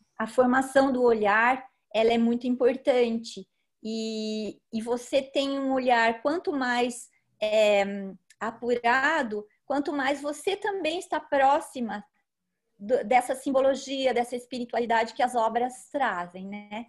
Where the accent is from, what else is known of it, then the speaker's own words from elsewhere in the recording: Socorro, São Paulo, Brazil; moved away; also born or lived in France; Eu moro aqui em Socorro, no interior de São Paulo, onde nasci, depois vivi um tempo fora daqui, em São Paulo e depois na França